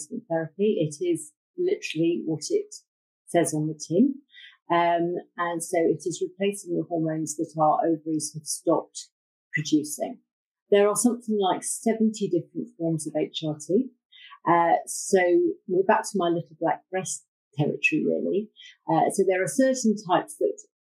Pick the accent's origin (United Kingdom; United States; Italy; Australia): United Kingdom; Bath, South West England; moved away; I was brought up in Bath